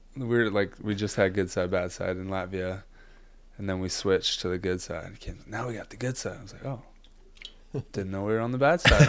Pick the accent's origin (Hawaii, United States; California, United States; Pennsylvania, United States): Hawaii, United States; growing up in Hawaii